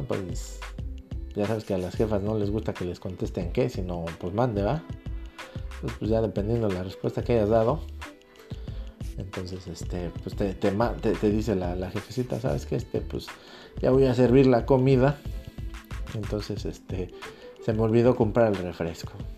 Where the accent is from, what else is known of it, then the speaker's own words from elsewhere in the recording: Mexico; somos, mexicanos, somos hispanos